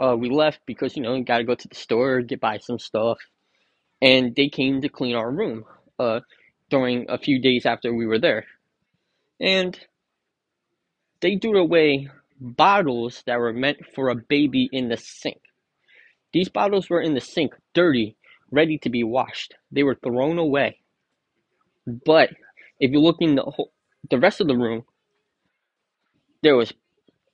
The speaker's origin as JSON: {"language": "English", "region": "New Jersey", "country": "United States", "said": "I'm from New Jersey"}